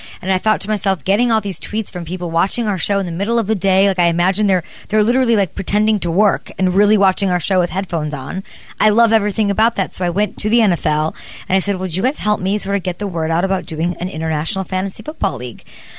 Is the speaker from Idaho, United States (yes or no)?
no; Chicago, Illinois, United States; It reminds me of where I'm from in Chicago.